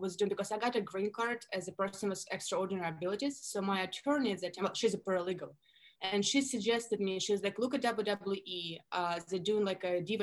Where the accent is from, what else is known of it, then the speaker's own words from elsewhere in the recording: Russia; accent: Russian; English is a second language; moved away as an adult; now in Miami, United States; I grew up in Russia, born and raised. I moved to the States when I was 21.